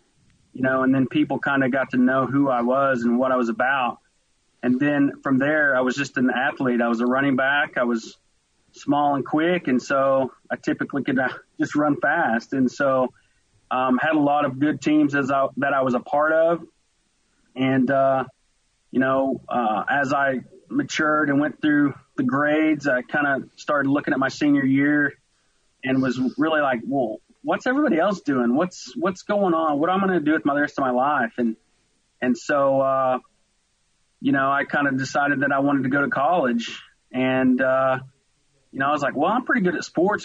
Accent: Westville, Oklahoma, United States; accent: twang; moved away as an adult; also born or lived in Tulsa, Oklahoma; now in Fort Worth, United States; I grew up in a small town, eastern Oklahoma, literally was 15 minutes from the Arkansas border. And the name of the town was Westville.

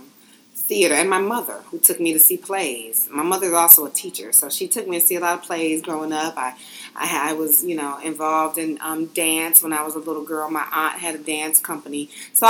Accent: Detroit, Michigan, United States; my hometown

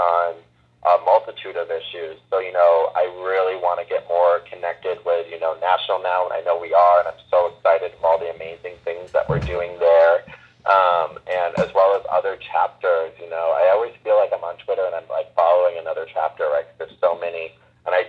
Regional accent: Wisconsin, United States; now in Hollywood, United States; I'm from Wisconsin

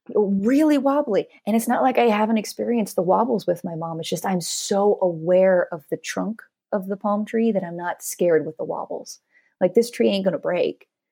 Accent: the Northwest, Pacific Northwest, United States; moved away; also born or lived in Los Angeles, United States; I grew up in the Northwest, and I'd never actually seen a live palm tree before.

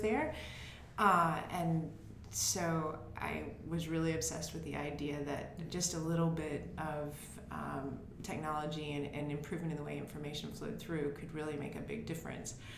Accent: Lexington, Tennessee, United States; also born or lived in Jackson, Tennessee; now in San Francisco area, United States; we're both originally from Lexington, and now Ben lives in Jackson, and I lived in Jackson for quite some time, and now I live uh, just south of San Francisco

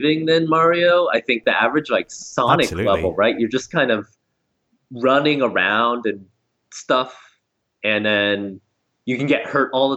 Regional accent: Southern California, United States; I grew up in Southern California

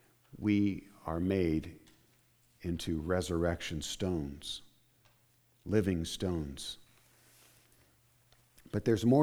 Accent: Indiana, United States; I grew up in Indiana at one point, and there are limestone quarries

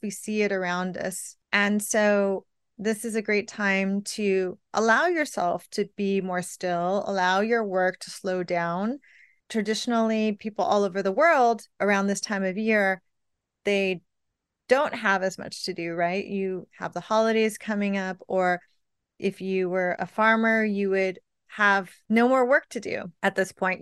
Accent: California, United States; now in New York, United States; I'm from California where it never snowed

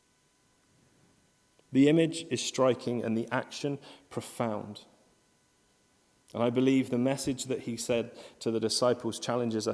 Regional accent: United Kingdom; we're British and we queue a lot

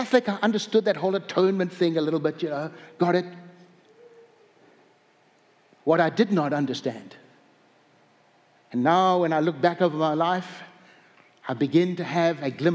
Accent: South Africa; moved away as an adult; also born or lived in upstate New York, United States; now in North Dakota, United States; I was raised in Africa

